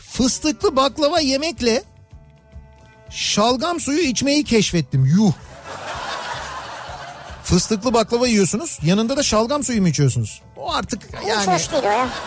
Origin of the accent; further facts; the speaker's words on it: Malatya, Turkey; Efendim bir Malatyalı olarak duruma e, açıklık getirmek istiyorum.